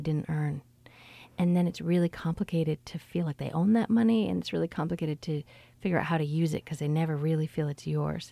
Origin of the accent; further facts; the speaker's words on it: Canada; now in United States; as a Canadian here